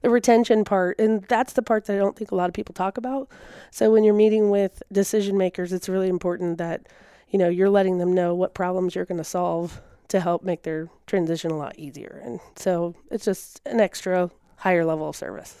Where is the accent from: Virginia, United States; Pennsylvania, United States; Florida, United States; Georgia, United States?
Virginia, United States; moved away as an adult; also born or lived in South Carolina; now in Tennessee, United States; I'm from Virginia originally.